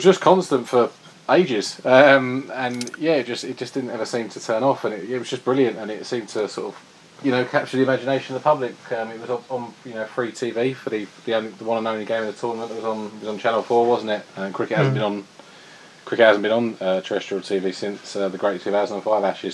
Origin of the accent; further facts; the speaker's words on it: England, United Kingdom; as an Englishman